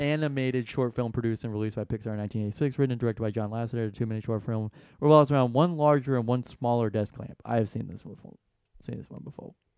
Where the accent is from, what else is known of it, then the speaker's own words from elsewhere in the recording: Atlanta, Georgia, United States; I'm from Atlanta